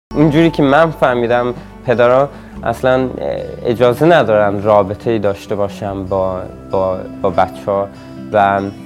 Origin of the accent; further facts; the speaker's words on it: Sweden; also born or lived in Iran / Camp Ashraf, Iraq; آخه من خیلی کوچیک اومده بودم اینجا هم ولی توی فامیلا ایرانی بزرگ شدم